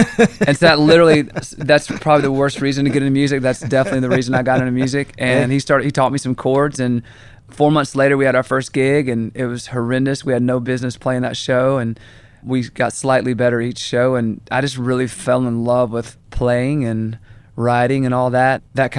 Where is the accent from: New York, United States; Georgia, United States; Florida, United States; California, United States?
Georgia, United States; Augusta; Man, I grew up in Augusta, Georgia.